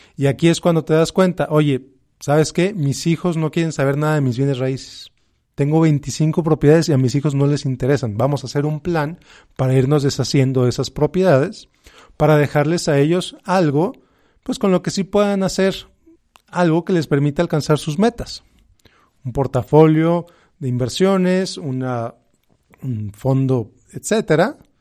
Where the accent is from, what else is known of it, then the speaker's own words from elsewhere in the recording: Mexico; como hispanos, como mexicanos, como latinos